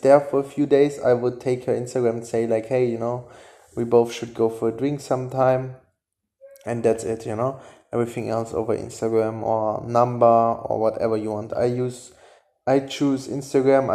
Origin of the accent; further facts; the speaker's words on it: Germany; English is a second language; I'm German